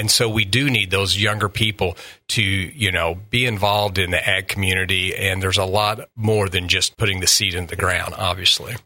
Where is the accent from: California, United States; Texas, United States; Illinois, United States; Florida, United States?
Illinois, United States; Southern; moved away as an adult; now in Quincy, United States; I grew up in Southern Illinois